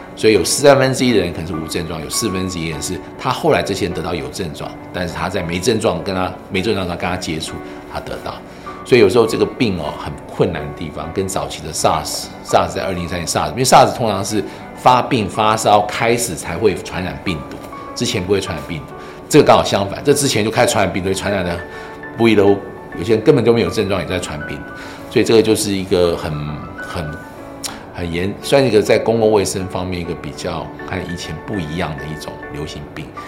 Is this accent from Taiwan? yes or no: yes; Taiwan; 我们台湾人